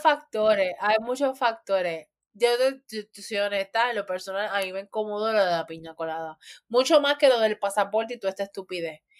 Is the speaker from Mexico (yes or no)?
no; Puerto Rico; así vivimos los de Puerto Rico